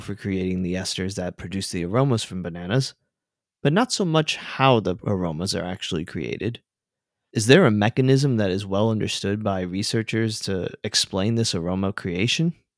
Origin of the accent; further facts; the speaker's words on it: South Florida, United States; I grew up in South Florida